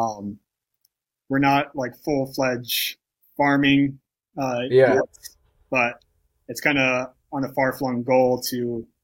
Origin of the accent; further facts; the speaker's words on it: Montana, United States; moved away as an adult; also born or lived in California / Alaska; this is home for us. We live, we're pretty much from Montana